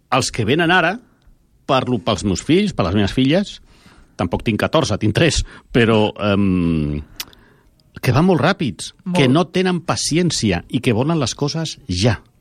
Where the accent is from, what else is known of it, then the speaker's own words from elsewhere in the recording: Barcelona, Catalonia, Spain; sóc de Barcelona, m'agrada Barcelona